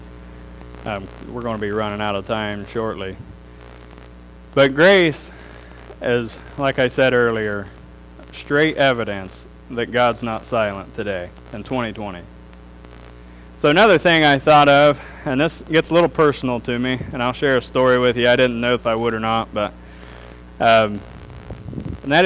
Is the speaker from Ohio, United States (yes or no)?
yes; Darke County, Ohio, United States; also born or lived in Germantown; I grew up in Dark County